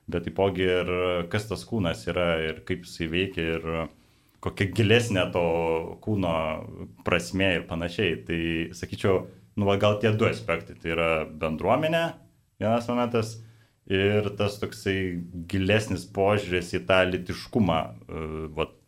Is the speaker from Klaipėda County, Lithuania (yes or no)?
no; Kaunas, Kaunas County, Lithuania; Ir prisijungiau Kaune, nes pats esu Kaunietis.